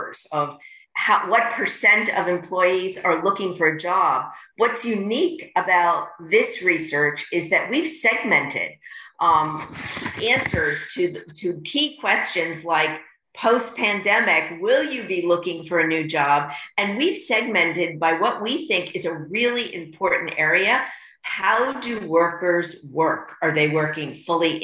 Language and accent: English; New York, United States; I'm a New Yorker